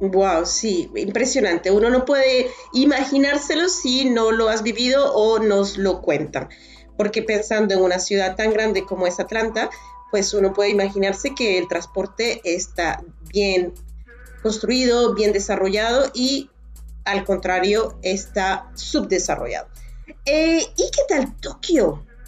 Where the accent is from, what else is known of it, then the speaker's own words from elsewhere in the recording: Valencia, Carabobo, Venezuela; Valencia, mi ciudad natal.